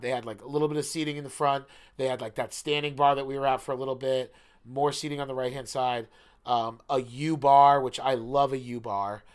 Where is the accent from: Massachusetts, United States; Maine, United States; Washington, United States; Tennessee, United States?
Maine, United States; Biddeford; moved away as an adult; I love Biddeford, Maine, it's my hometown. I wasn't even born there, and I consider it my hometown